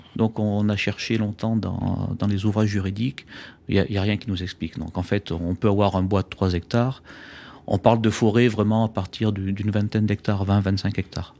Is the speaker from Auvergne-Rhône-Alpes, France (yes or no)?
yes; Auvergne-Rhône-Alpes, France; je suis auvergnat